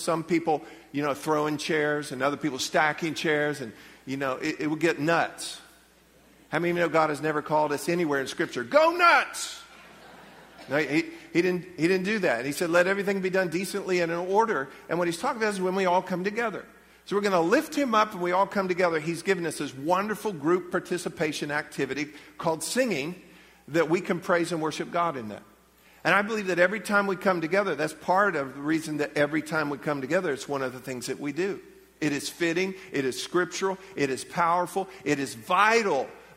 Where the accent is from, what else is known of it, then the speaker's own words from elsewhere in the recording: United States; as American believers